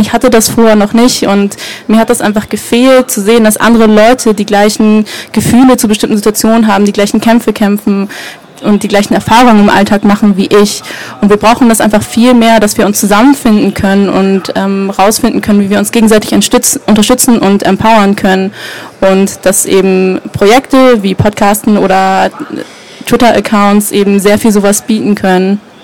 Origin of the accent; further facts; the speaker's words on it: Germany; Menschen wie wir als Deutsche